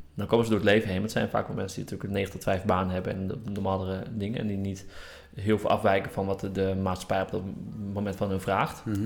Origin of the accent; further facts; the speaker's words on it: Groningen, Netherlands; ik kom uit Groningen en daar eh, was er echt niks te doen